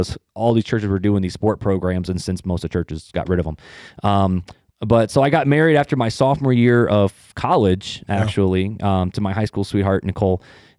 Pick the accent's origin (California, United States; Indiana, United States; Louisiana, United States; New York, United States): Indiana, United States; Hammond; also born or lived in Highland, Indiana; I'm originally from Northwest Indiana, from the armpit.